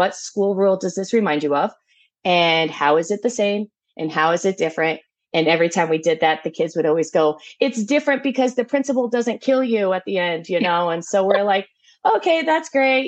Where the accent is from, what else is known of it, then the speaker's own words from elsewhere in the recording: Tucson, Arizona, United States; I am from Tucson, Arizona